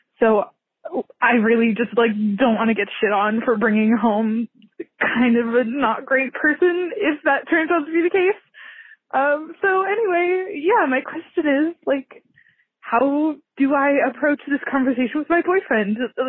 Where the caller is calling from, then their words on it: California, United States; I'm calling from California.